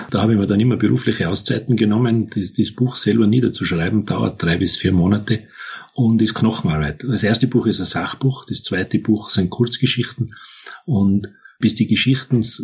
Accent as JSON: {"language": "German", "region": "Tyrol", "country": "Austria", "tie": "born there", "said": "ich bin im Tirolerischen geboren."}